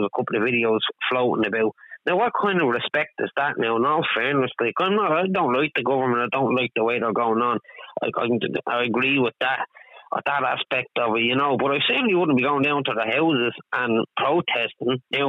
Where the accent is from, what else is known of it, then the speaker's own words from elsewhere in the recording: Ireland; I grew up in care and stuff like that, and I have had problems, and I'm Irish